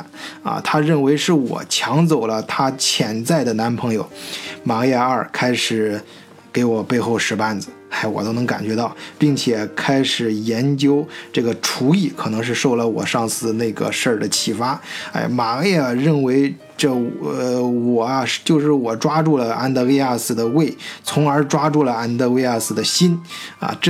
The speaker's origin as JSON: {"language": "Chinese", "country": "China", "lives_now": "Germany", "said": "除了我一个中国人外，还有十个德国人，两个俄罗斯人"}